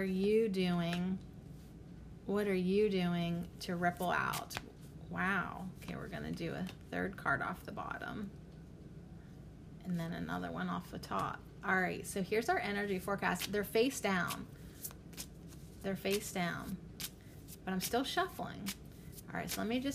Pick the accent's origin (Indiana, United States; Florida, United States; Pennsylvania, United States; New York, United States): Pennsylvania, United States; Western; I'm from Western Pennsylvania